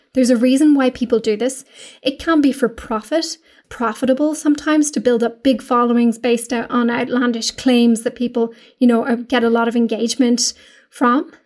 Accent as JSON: {"language": "English", "country": "Ireland", "said": "we're English speaking in Ireland"}